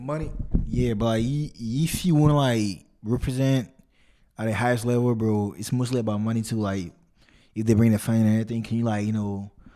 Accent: Ghana; I'm Ghanaian

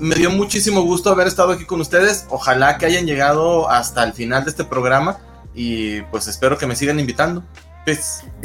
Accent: Gómez Palacio, Durango, Mexico; moved away as an adult; now in Torreón, Mexico; yo soy de, de Gómez Palacio Durango, pero vivo en Torreón

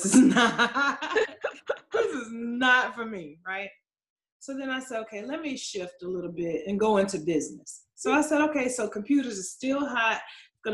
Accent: Atlanta, Georgia, United States; now in Charlotte, United States; I grew up in Atlanta, Georgia, Southwest ATL. So I did grow up in Fulton County. And right now I live in Charlotte, North Carolina

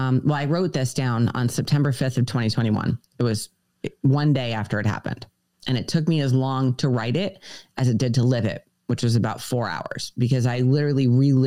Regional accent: United States; moved away as an adult; now in Georgia, United States; we're originally from New York, Connecticut. So we fled the great cold north a long time ago.

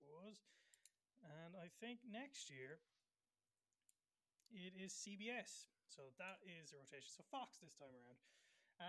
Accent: Ireland; as Irish fans

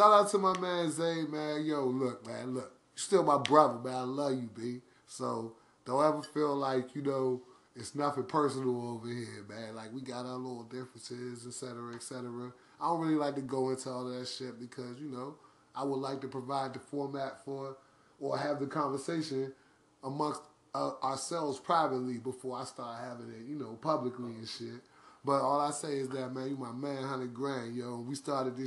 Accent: Washington, District of Columbia, United States; I'm from Uptown DC.

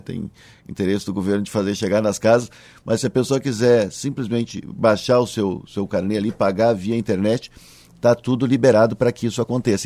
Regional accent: Cachoeirinha, Rio Grande do Sul, Brazil; Eu sou natural de Cachoeirinha, hoje é a cidade em que tenho a honra de ser prefeito

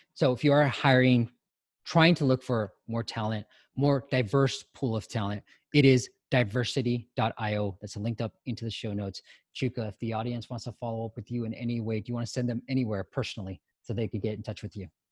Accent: United States; we as Asians, Asian Americans

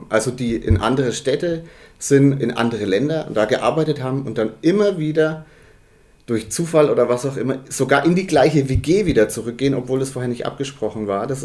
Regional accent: Bavaria, Germany; ich bin in Margezüchheim

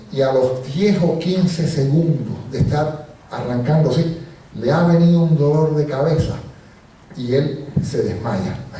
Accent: Puerto Rico; also born or lived in Cuba; Yo nací en Cuba y me fui de niño a Puerto Rico y me he criado toda la vida en Puerto Rico

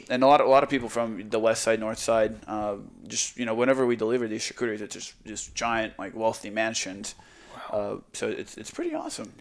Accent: Croatia; now in Texas, United States; I'm from Croatia.

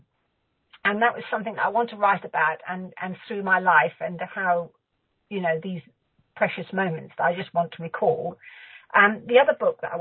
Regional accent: South West England, United Kingdom; also born or lived in Bradford-on-Avon / Lymington; I'm from the southwest of England

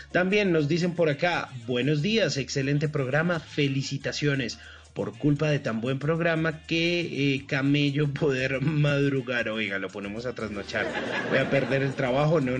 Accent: Colombia; nos sintamos en la tierrita, sentir esa barrequera y lo que somos los colombianos.

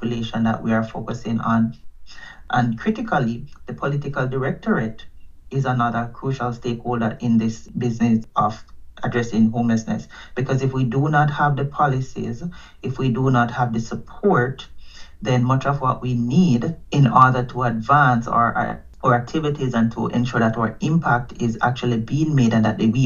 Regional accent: Jamaica; now in Canada; I'm from Jamaica

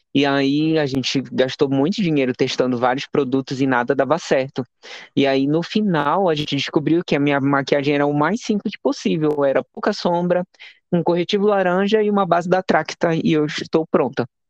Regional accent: Macapá, Amapá, Brazil; Sou amapaense natural, nasci e me criei em Macapá, capital do Amapá

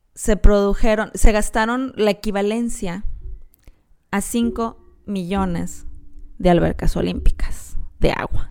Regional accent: Mexico; somos los mexicanos

